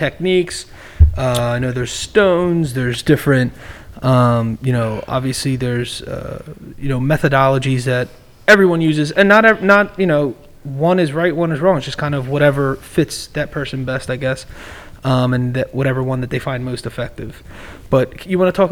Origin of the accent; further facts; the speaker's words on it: East Coast, United States; I'm from the East Coast